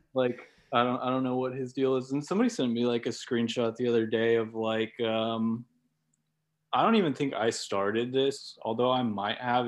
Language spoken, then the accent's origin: English; Oklahoma City, Oklahoma, United States; I was born in Oklahoma City